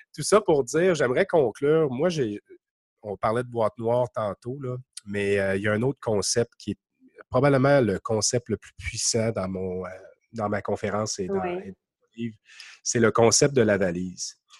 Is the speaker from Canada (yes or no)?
yes; Quebec, Canada; accent: Québec; mon accent du Québec